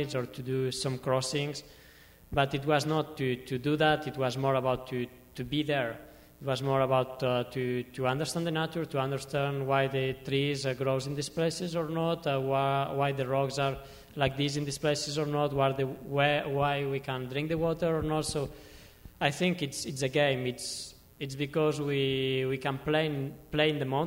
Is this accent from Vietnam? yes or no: no; Pyrenees, Catalonia, Spain; English is a second language; I was born there. I was born in the Pyrenees.